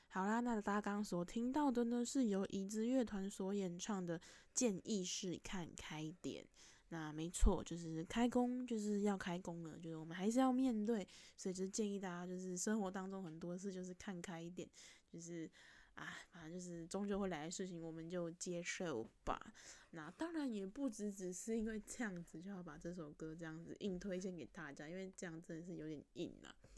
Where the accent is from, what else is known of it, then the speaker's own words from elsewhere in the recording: Taipei, Taiwan; 我自己从小住在台北市